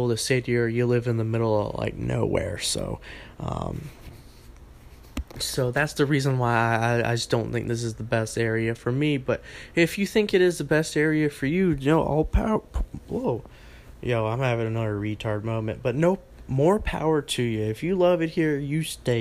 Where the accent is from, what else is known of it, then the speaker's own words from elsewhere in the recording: Raleigh, North Carolina, United States; now in Wilmington, United States; I'm from Raleigh